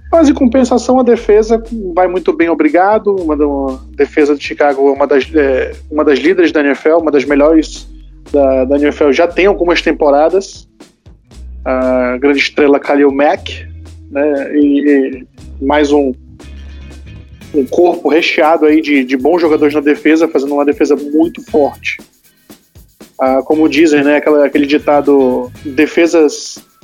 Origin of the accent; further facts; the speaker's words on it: Manaus, Amazonas, Brazil; sou de Manaus, no estado do Amazonas.